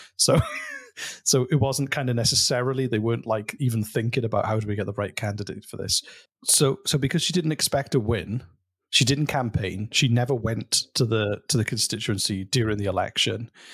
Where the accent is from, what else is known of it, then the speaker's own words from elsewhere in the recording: Welsh, Wales, United Kingdom; I'm Welsh